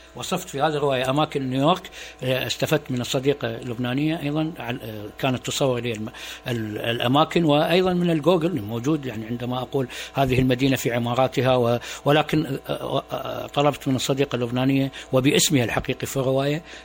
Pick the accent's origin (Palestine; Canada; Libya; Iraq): Iraq; Suq al-Shuyukh, Dhi Qar; كان مسقط راسي في مدينه سوق الشيوخ بمحافظه ذقار